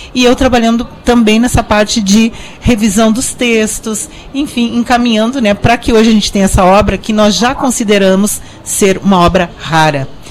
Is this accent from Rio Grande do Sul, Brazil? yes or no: yes; Santa Maria, Rio Grande do Sul, Brazil; na minha cidade, onde eu nasci, que é Santa Maria